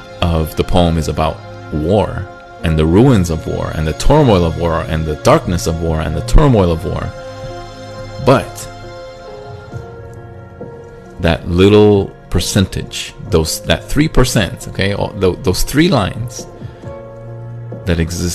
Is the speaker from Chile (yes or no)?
yes; Chile; moved away; also born or lived in United States; a part of me wanted to go back to Chile